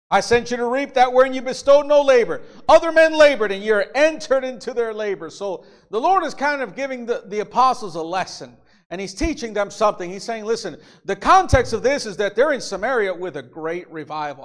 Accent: Illinois, United States; also born or lived in Mexico; I was born in Illinois, so I'm American, but I became a Mexican citizen. I, I have Mexican parents

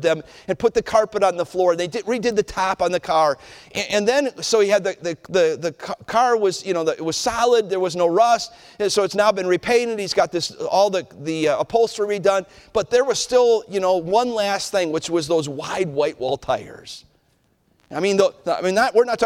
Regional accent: Cleveland, Ohio, United States; I was a boy growing up in Cleveland

